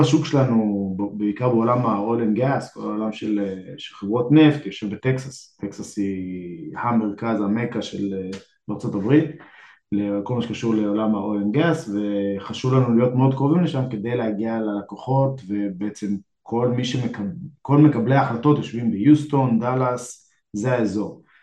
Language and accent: Hebrew; Israel; now in Austin, United States; לנו כישראלים